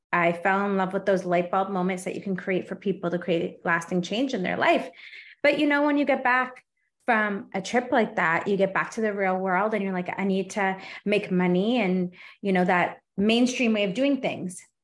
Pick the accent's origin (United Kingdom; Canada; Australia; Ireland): Canada; I'm Canadian too